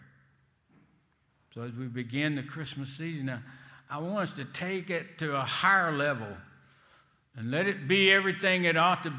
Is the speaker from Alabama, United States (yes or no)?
yes; Selma, Alabama, United States; accent: Selma language; I was raised in Selma, and I never get rid of my Selma language, especially in Boston